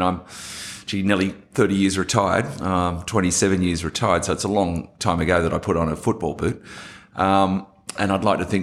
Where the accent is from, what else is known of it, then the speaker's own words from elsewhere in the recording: Sydney, New South Wales, Australia; I think I was very typical of an Australian kid growing up. For me, it was Sutherland Shire of Sydney.